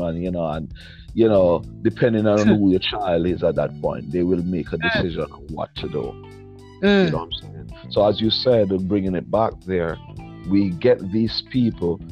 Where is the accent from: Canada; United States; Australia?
United States; New York area; we're from the New York area